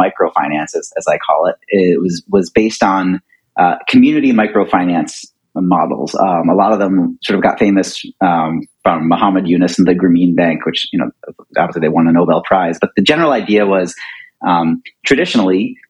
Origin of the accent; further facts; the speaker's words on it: Philadelphia, Pennsylvania, United States; moved away as an adult; I grew up in Philadelphia